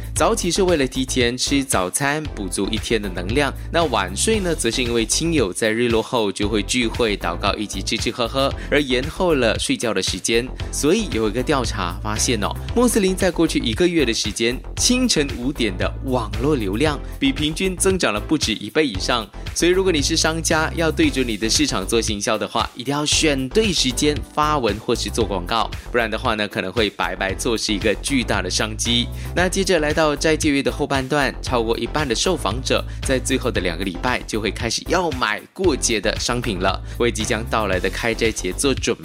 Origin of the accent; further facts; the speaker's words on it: Malaysia; 作为马来西亚人了解文化及庆党旗购的习惯